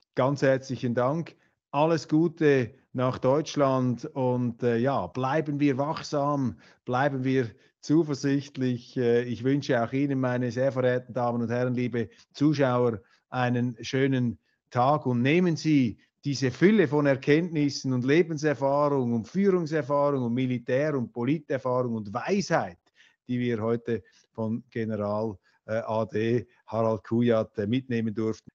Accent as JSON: {"language": "German", "country": "Switzerland", "said": "Ich bin ja Schweizer"}